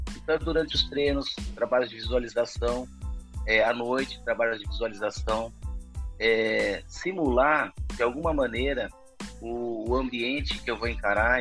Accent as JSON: {"language": "Portuguese", "town": "Campinas", "region": "São Paulo", "country": "Brazil", "said": "E mesmo no interior de São Paulo, sou de Campinas"}